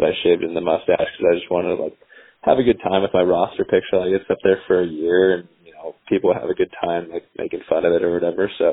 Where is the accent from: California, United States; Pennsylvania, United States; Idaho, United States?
California, United States; moved away as an adult; I'm from California